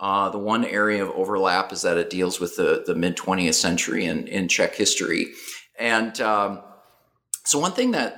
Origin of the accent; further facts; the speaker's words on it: Duluth, Minnesota, United States; accent: northern; So I am originally from Duluth, Minnesota, so if listeners detect a northern accent, that's the root of that.